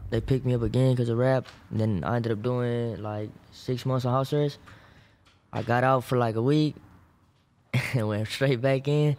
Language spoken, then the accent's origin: English; Maywood, California, United States; I'm from Parkside, Maywood, Huntington Park